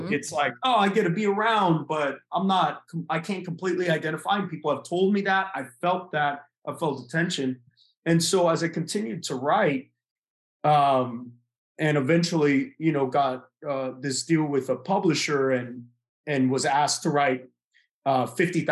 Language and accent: English; Texas, United States; moved away as an adult; also born or lived in California / Tennessee / Oklahoma / Florida; I was born in California, raised in Texas, went to school in Tennessee, Oklahoma, lived in Florida